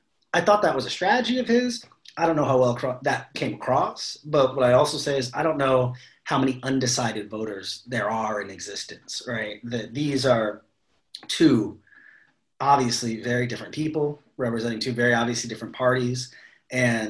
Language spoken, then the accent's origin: English; Cleveland, Ohio, United States; my hometown of Cleveland